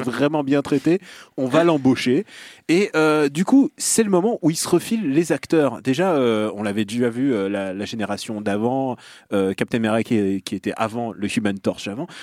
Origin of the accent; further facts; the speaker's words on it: Russia; moved away; là d'où je viens